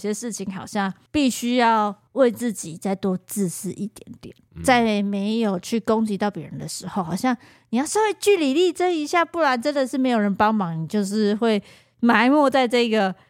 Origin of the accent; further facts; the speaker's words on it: Taiwan; 只要有人发现我们是台湾人或什么的，我就跟我们之前讲的一样，其实对我们都超级客气的。